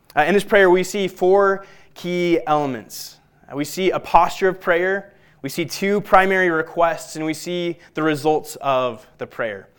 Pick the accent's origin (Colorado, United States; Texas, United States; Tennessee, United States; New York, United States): Colorado, United States; Littleton; I'm a Colorado native, as is my wife. I grew up in Littleton